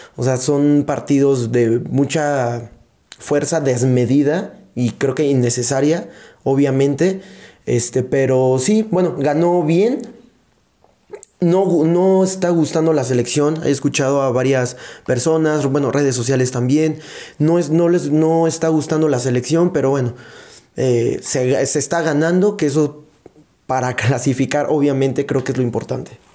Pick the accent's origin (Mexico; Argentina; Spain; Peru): Mexico; como mexicano